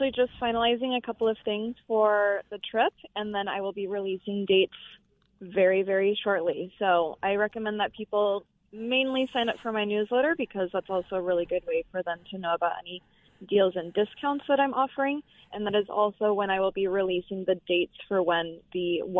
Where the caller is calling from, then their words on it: Valle de Guadalupe, Baja California, Mexico; I am calling actually from Valle de Guadalupe.